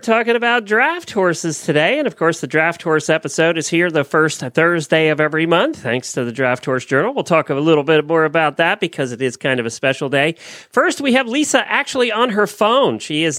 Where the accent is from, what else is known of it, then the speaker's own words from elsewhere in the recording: Ocala, Florida, United States; from Ocala, Florida.